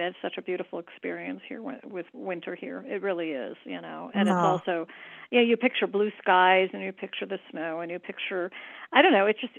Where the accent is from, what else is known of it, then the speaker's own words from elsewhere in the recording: Midwest, United States; now in Santa Fe, United States; I'm a Midwesterner, you know, born and bred